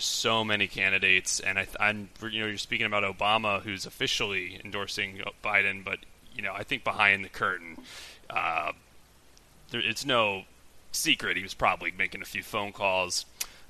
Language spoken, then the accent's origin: English; Delaware, United States; moved away; also born or lived in Pennsylvania; I grew up in Delaware